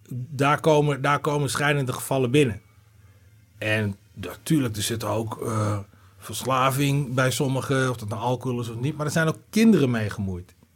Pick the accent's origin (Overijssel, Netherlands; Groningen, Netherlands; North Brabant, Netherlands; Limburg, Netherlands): Groningen, Netherlands; also born or lived in Arnhem / Leeuwarden; en weer vijf jaar later zijn we naar Groningen verhuisd.